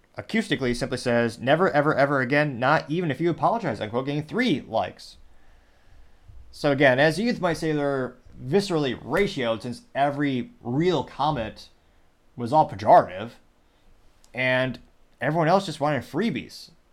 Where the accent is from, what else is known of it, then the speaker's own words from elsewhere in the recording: Midwest, United States; growing up, and again, I come from the Midwest